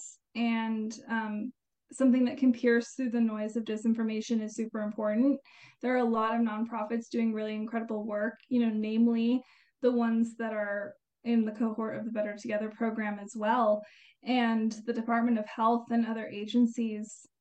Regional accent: Albuquerque, New Mexico, United States; I was born and raised in the Albuquerque area, so I'm a lifelong New Mexican

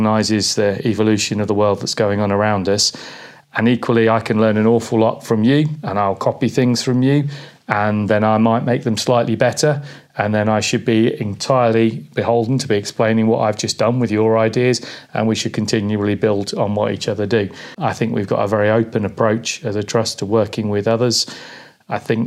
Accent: Peterborough, East of England, United Kingdom; heading back into Peterborough, which is where I went to school

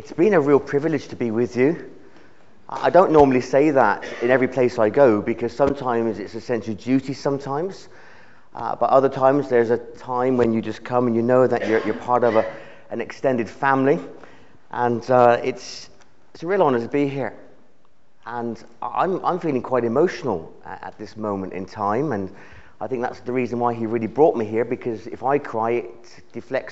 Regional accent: United Kingdom; The nation of the United Kingdom

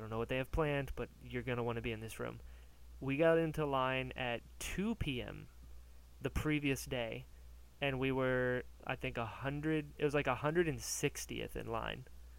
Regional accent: United States; Maybe because I'm American

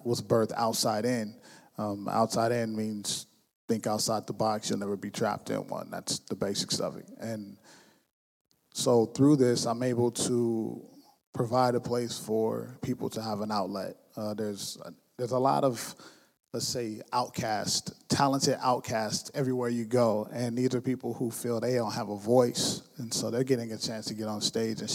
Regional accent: West Coast, United States; now in Lansing, United States; I'm from the West Coast

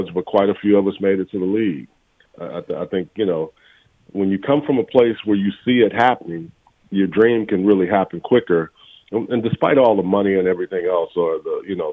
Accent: Texas, United States; moved away; I came from Texas

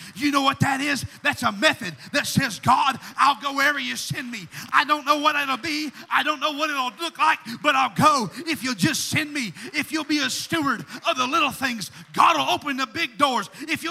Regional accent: Washington, United States; now in Tennessee, United States; Where are you from? Well, we're from Washington State. Well, why in the name of the Lord are you here? Oh, we moved down here.

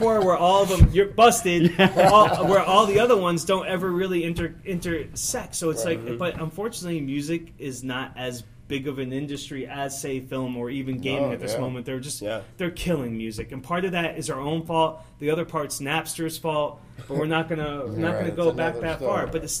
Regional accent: Springfield, Massachusetts, United States; moved away as an adult; also born or lived in San Diego, California / Brooklyn, New York / West Hartford, Connecticut / Longmeadow, Massachusetts; I grew up in Massachusetts. So I was born in San Diego. I spent 3 years in Brooklyn, New York, to West Hartford, to Springfield, Mass, for most of my kid life, and Longmeadow, Massachusetts

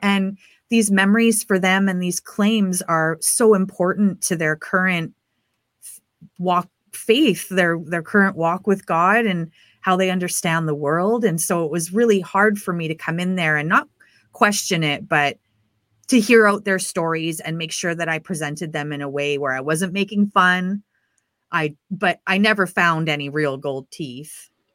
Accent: Prince Rupert, British Columbia, Canada; I grew up in the Pentecostal church in Canada, and I lived in a pretty remote town called Prince Rupert, which is way up the B C coast

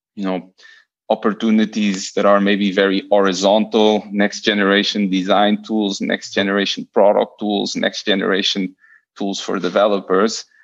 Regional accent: Lisbon, Portugal; also born or lived in Buenos Aires / Barcelona; I'm I'm Portuguese. I was born and raised in Lisbon

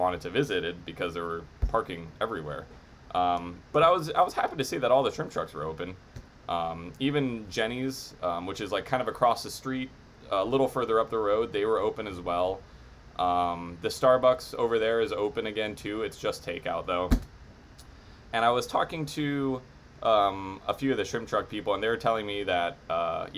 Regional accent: Haleiwa, Hawaii, United States; Yeah, and I'm from there. Born and raised in Holly Eva.

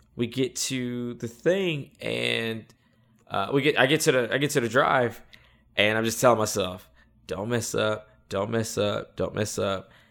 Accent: North Carolina, United States; I'm from North Carolina

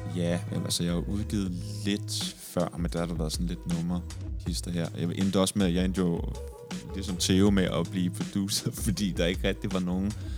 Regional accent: Næstved, Zealand, Denmark; jeg kommer fra Næstved

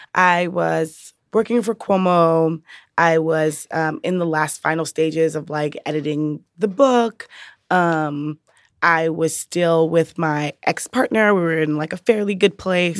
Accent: New York City, New York, United States; moved away as an adult; also born or lived in Brooklyn, New York; now in Chicago, United States; I'm from the Bronx, New York.

